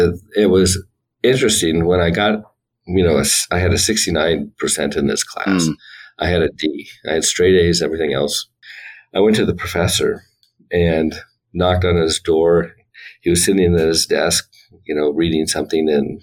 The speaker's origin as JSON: {"language": "English", "town": "Honolulu", "region": "Hawaii", "country": "United States", "tie": "born there", "said": "I was born in Honolulu."}